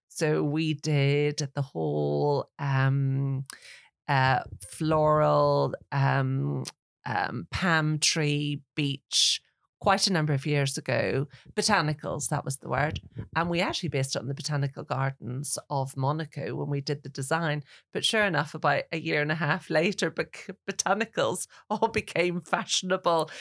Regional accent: Northern Ireland, United Kingdom; now in England; I'm from Northern Ireland

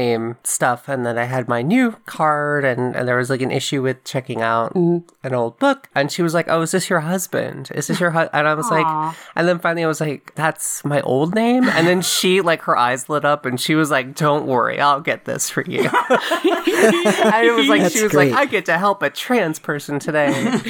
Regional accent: Frankfurt, Hesse, Germany; born there; I just said I was born in Frankfurt, Germany, and I didn't have a passport.

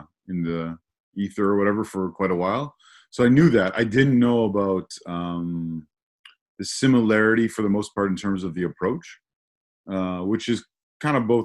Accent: York Region, Ontario, Canada; I spent a significant part of my life living and growing up in the York region, my formative middle school and high school years

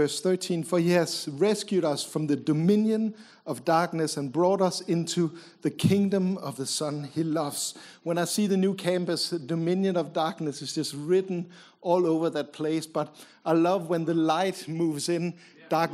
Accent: Copenhagen, Capital Region of Denmark, Denmark; My wife and I grew up in Copenhagen

